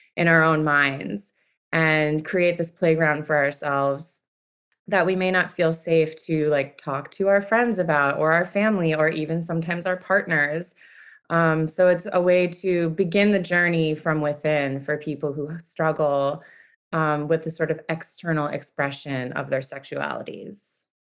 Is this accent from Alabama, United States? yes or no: no; Buffalo, New York, United States; now in New York City, United States; born and raised in Buffalo, New York